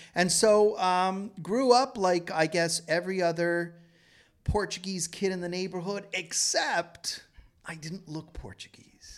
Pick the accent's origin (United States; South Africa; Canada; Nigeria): Canada; Toronto, Ontario; I was born and raised in Toronto